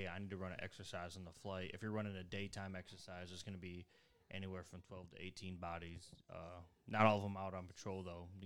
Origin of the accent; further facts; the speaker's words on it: United States; we follow them as Americans